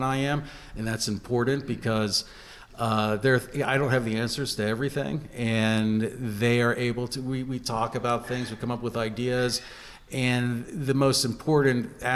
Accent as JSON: {"language": "English", "town": "Johnstown", "region": "Pennsylvania", "country": "United States", "tie": "born or raised there", "also_born_or_lived": "Los Angeles, United States / Pittsburgh, United States", "said": "born in Johnstown, did my undergrad at Penn State"}